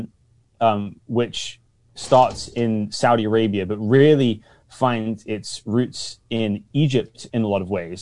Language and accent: English; United Kingdom; now in Seattle, United States; I'm British.